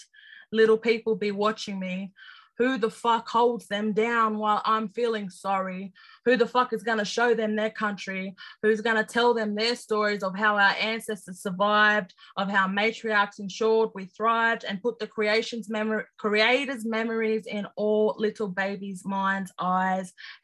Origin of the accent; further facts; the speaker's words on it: Sydney, New South Wales, Australia; as an Aboriginal person growing up in Redfern, living in Sydney